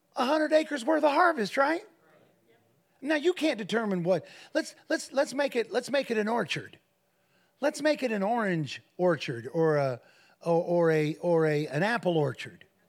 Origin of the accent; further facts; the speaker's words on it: Defiance, Ohio, United States; That was our address, six seventeen and a half Martin Street in Defiance, Ohio